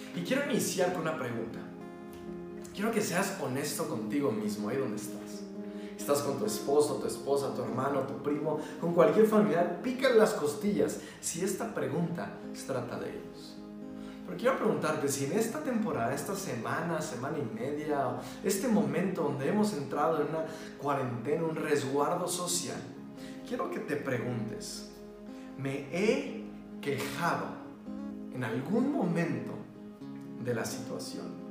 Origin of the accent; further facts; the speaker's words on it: Mexico; somos mexicanos